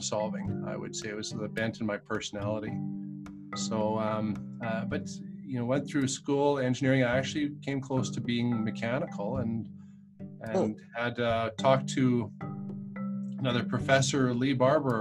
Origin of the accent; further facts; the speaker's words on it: Saskatoon, Saskatchewan, Canada; I largely grew up, I was born in Saskatoon